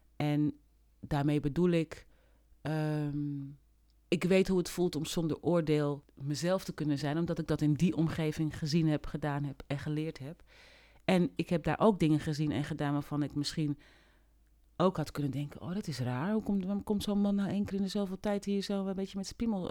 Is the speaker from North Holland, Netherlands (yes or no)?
yes; Amsterdam / Hoorn, North Holland, Netherlands; also born or lived in Paramaribo, Suriname; ik ben geboren in Paramaribo in 1971. Eh, met mijn ouders in 1972 naar Nederland gekomen. En toen heb ik de eerste jaren van mijn leven in Amsterdam gewoond.